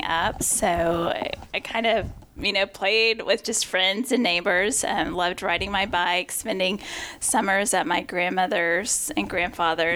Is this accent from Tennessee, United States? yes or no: yes; Knoxville, Tennessee, United States; also born or lived in Middlesboro, Kentucky / Ewing, Virginia; I grew up in East Tennessee, actually was born in a small town, Middlesboro, Kentucky, lived in Ewing, Virginia, small coal mining town, moved to Knoxville, Tennessee in 1982 during the World's Fair, and that's where I grew up